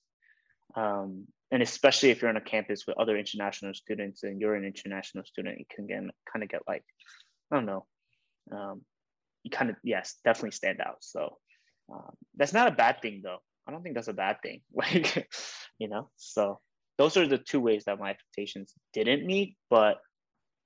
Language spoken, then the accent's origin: English; Georgia, United States; growing up in Georgia, the suburbs of Georgia